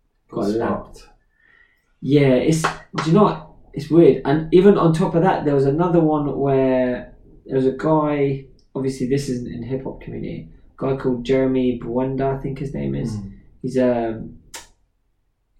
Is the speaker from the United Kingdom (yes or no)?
yes; England, United Kingdom; I grew up in England